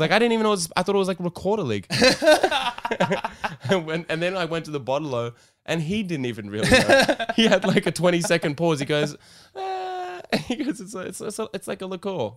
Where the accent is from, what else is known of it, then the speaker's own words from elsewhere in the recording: Sydney, New South Wales, Australia; my hometown Redfern